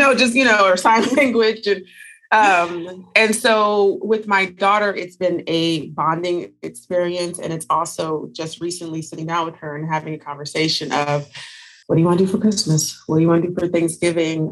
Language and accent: English; Northern California, United States; now in Las Vegas, United States; I'm originally from Northern California. I currently live in Las Vegas, Nevada